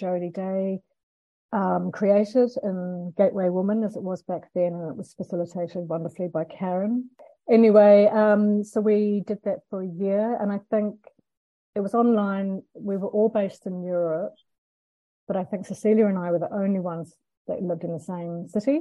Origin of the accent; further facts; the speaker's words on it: Christchurch, Canterbury, New Zealand; now in Denmark; I'm from Aotearoa, New Zealand